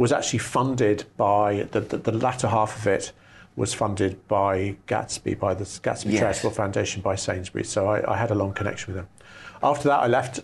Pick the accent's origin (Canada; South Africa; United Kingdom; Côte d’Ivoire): United Kingdom; West Sussex, South East England; moved away as an adult; also born or lived in Swansea; now in Norwich, United Kingdom; born and raised in West Sussex in the UK